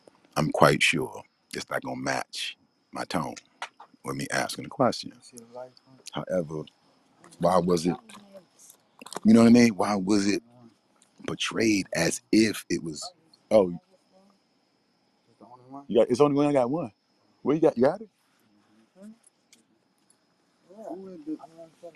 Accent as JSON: {"language": "English", "town": "Washington", "region": "District of Columbia", "country": "United States", "said": "I'm from Washington, D.C., nation's capital."}